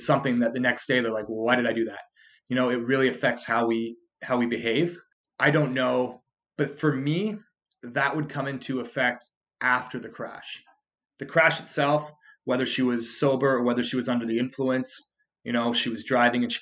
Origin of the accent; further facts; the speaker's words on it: Canada; I'm Canadian